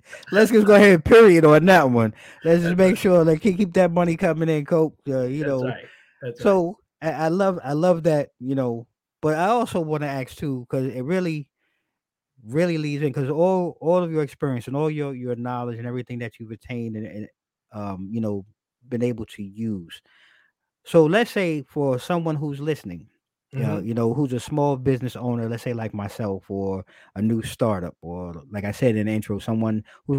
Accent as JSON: {"language": "English", "region": "New York", "country": "United States", "said": "so I came from New York."}